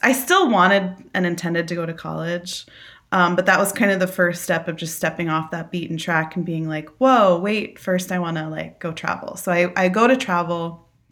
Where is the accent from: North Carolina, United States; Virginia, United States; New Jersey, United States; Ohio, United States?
New Jersey, United States; I'm from New Jersey. I'm a Jersey girl, born and raised through and through, uh, New Jersey